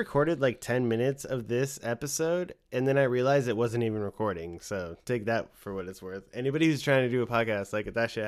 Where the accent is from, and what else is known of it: United States